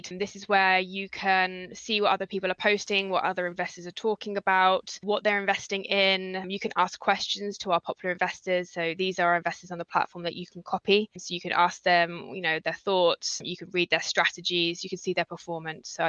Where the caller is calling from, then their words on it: Chelmsford, East of England, United Kingdom; also born or lived in London; I'm speaking from uh, Chelmsford in Essex at the moment, having just slightly moved back from London temporarily.